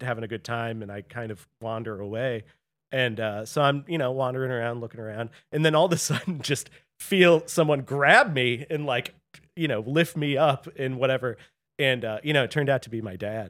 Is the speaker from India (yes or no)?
no; St. Louis, Missouri, United States; I grew up in Saint Louis